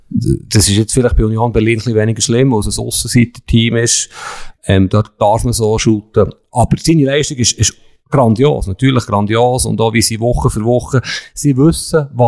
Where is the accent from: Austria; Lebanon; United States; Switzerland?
Switzerland; Bern; für mich als Berner.